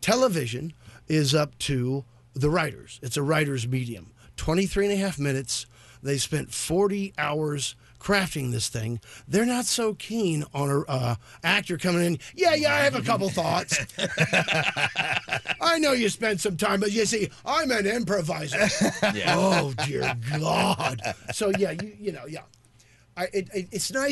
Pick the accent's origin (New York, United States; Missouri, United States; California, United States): Missouri, United States; I grew up in Missouri